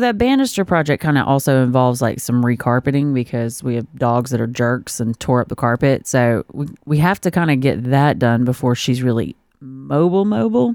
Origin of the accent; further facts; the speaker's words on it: South Georgia, United States; I'm from South Georgia.